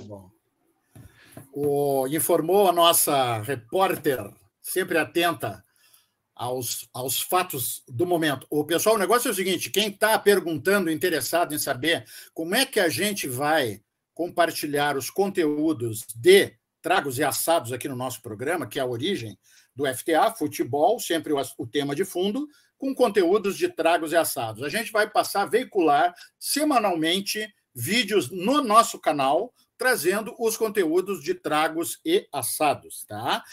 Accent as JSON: {"language": "Portuguese", "region": "Rio Grande do Sul", "country": "Brazil", "said": "nós somos gaúchos, mas não somos todos iguais"}